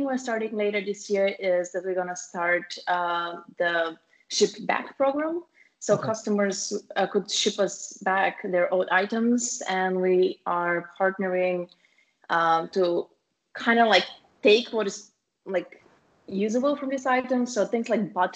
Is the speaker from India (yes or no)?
no; Bulgaria; our hometown, so both me and my sister, the founders of the company, we are from Bulgaria